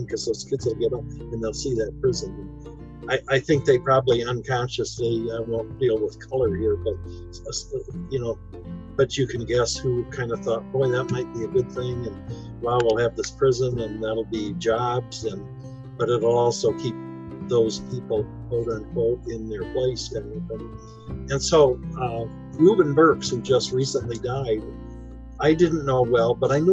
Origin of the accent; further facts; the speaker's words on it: Mason, Michigan, United States; when I grew up in Mason, we had a town dump